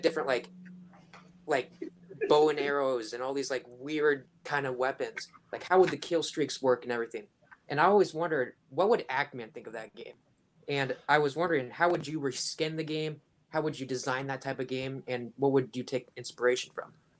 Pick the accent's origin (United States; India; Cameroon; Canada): United States; Washington; I'm from Washington